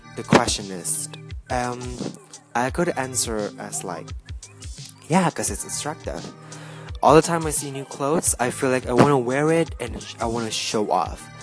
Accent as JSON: {"language": "English", "region": "Jakarta", "country": "Indonesia", "said": "I am from Jakarta, Indonesia"}